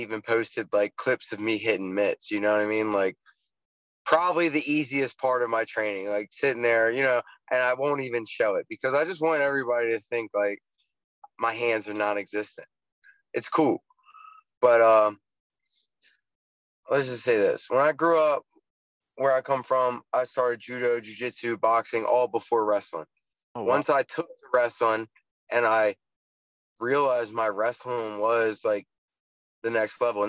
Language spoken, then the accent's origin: English; Baltimore, Maryland, United States; I'm from East Baltimore, Northeast Baltimore